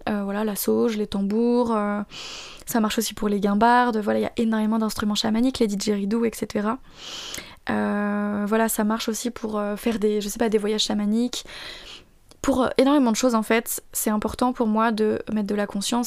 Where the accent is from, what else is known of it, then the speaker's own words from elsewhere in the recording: France; je suis française